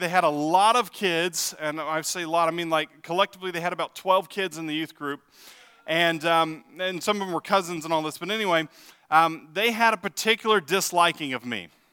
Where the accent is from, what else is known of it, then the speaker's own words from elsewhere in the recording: Texas, United States; now in Ottawa, United States; I'm from Texas